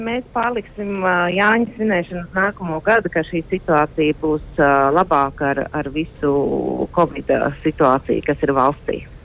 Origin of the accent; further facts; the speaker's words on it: Latvia; now in Egypt; mēs tomēr esam latvieši, maza tauta, bet spēcīga